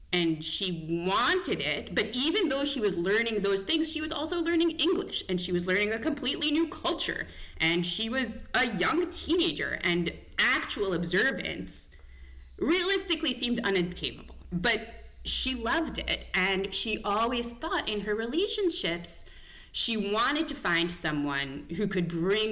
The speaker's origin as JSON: {"language": "English", "area": "Rockland County", "region": "New York", "country": "United States", "tie": "born or raised there", "moved": "yes", "lives_now": "Connecticut, United States", "said": "I grew up in Rockland County, New York"}